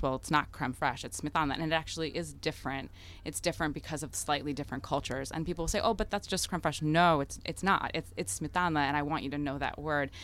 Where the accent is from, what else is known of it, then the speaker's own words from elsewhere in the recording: United States; first language Russian; English is a second language; the child of immigrants in the United States